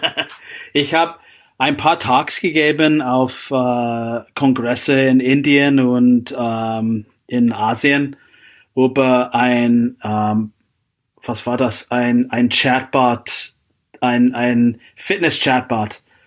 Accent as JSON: {"language": "German", "town": "Seattle", "region": "Washington", "country": "United States", "also_born_or_lived": "Klosterneuburg, Austria", "second_language": "German", "moved": "as an adult", "lives_now": "Austria", "said": "ich komme aus, äh, aus Seattle, die Gegend"}